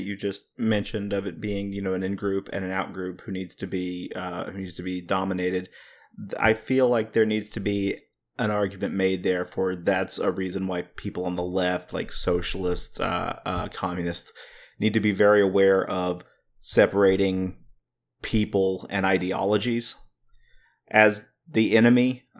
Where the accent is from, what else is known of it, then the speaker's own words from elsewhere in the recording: the South, United States; I'm growing up in the South. There's a lot of pockets, there's a lot of communities, a lot of subcultures where that type of stuff is the norm.